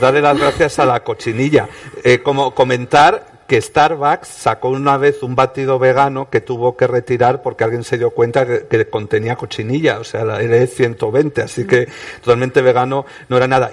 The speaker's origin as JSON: {"language": "Spanish", "town": "Oviedo", "region": "Asturias", "country": "Spain", "said": "en Oviedo, de donde soy yo."}